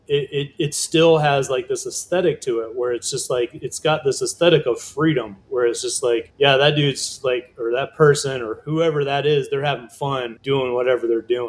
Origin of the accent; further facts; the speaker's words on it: Virginia Beach, Virginia, United States; also born or lived in New York; now in Luray, United States; I grew up in Virginia Beach